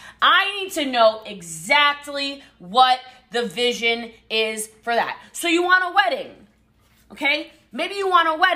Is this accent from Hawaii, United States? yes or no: yes; Hawaii, United States; The Hawaiian Islands because I am Hawaiian